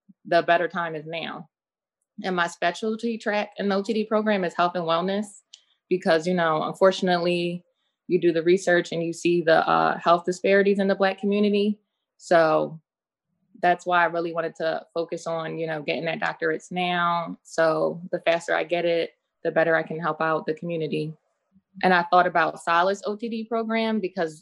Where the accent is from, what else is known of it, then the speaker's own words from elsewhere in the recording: Philadelphia, Pennsylvania, United States; from Philadelphia.